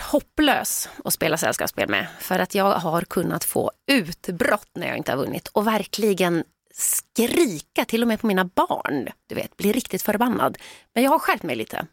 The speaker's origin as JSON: {"language": "Swedish", "country": "Sweden", "said": "vi svenskar"}